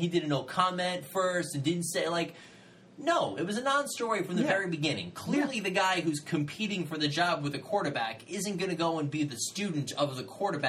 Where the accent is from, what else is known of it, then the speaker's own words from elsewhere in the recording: New York City, New York, United States; I'm from Queens